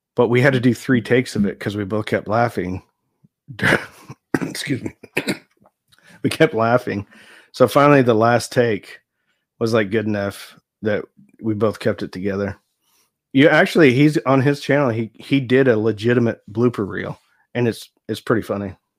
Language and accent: English; Nebraska, United States; moved away as an adult; now in Texas, United States; I grew up in Nebraska